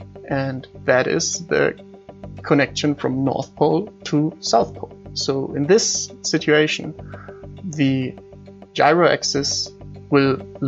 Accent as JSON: {"language": "English", "town": "Munich", "region": "Bavaria", "country": "Germany", "said": "I'm from Munich."}